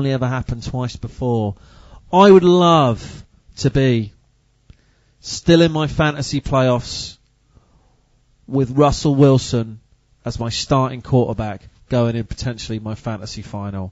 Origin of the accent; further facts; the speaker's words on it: United Kingdom; as a British fan of the sport